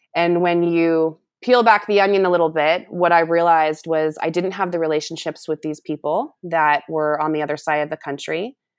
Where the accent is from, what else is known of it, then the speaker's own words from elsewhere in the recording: United States; also born or lived in Africa; coming back to the United States and making an impact here at home